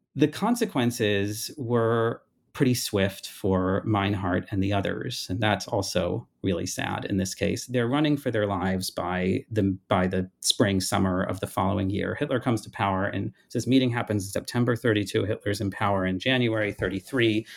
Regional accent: United States; as an American growing up

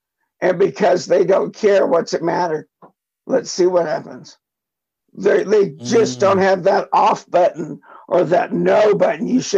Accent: Rockport, Texas, United States; now in Colorado, United States; I grew up in South Texas in a town called Rockport, just outside Corpus Christi.

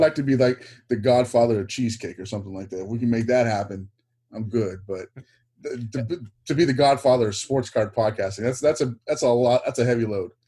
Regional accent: Texas, United States; lived growing up in Texas.

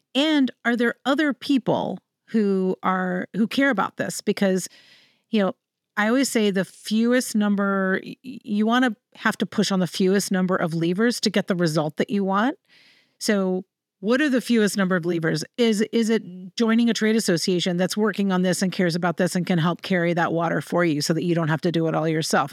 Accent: Central Virginia, United States; I'm from Virginia. I'm from Central Virginia

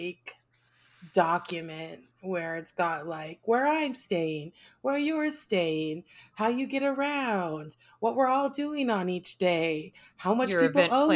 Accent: United States; Being American and traveling is always interesting

